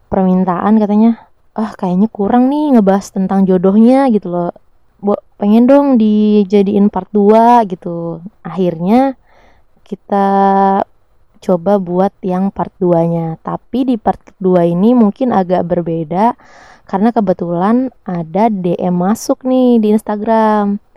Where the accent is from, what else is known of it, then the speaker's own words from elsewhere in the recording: Makassar, South Sulawesi, Indonesia; kalau gue kan orang Makassar ya tapi gue nggak ada logat-logat Makassarnya sama sekali